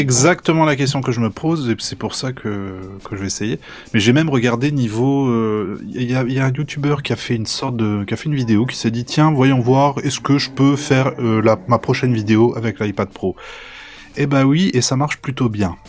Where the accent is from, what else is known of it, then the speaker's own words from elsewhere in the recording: Normandy, France; je suis normand